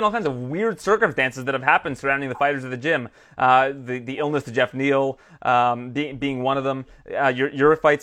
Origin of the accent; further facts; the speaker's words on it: Toronto, Ontario, Canada; now in Dallas, United States; I'm from Toronto.